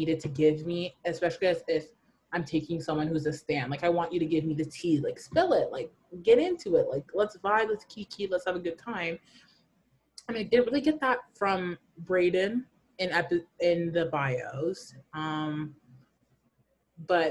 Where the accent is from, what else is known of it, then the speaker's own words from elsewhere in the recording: Burlington, Ontario, Canada; I'm from Burlington